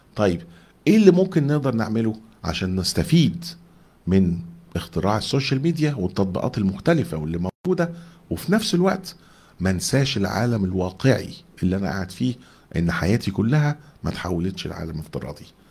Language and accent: Arabic; Egypt; احنا كمصريين